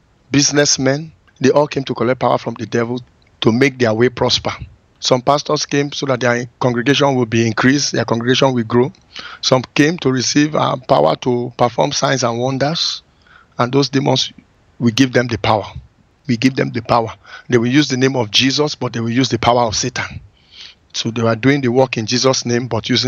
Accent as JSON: {"language": "English", "town": "Benin City", "region": "Edo", "country": "Nigeria", "tie": "born or raised there", "also_born_or_lived": "Lagos, Nigeria / Brooklyn, United States", "moved": "as an adult", "said": "I go to my hometown, which is like 200 miles from Lagos, a place called Benin City"}